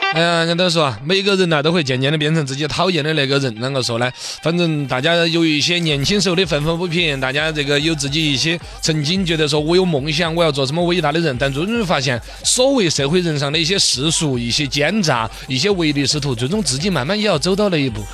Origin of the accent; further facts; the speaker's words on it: Chengdu, Sichuan, China; 我们成都